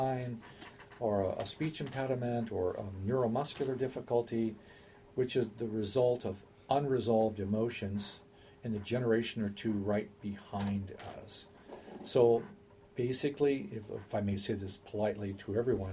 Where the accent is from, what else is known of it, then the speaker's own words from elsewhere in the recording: United States; I'm an American